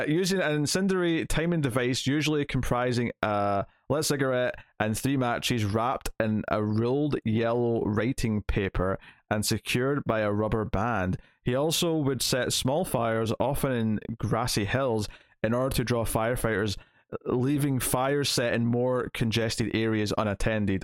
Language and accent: English; Scotland, United Kingdom; because I'm Scottish